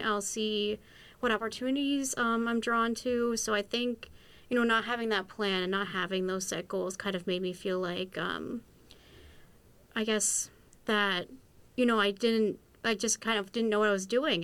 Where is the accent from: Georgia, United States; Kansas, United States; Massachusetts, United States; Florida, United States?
Massachusetts, United States; Western; I'm originally from Western Massachusetts